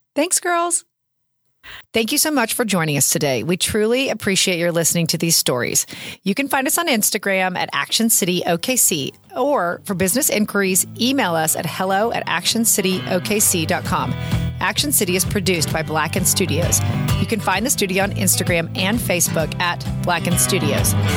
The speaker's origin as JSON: {"language": "English", "town": "Oklahoma City", "region": "Oklahoma", "country": "United States", "tie": "born or raised there", "moved": "as an adult", "said": "I grew up in Oklahoma City. I lived away for 15 years. I moved home 17 years ago"}